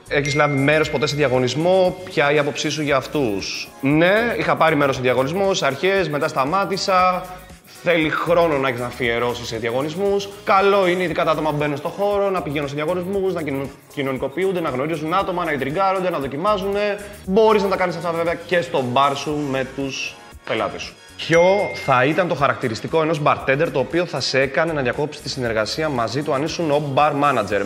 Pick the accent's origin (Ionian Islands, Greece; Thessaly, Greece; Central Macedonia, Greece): Ionian Islands, Greece; Corfu; είμαι και από την Κέρκυρα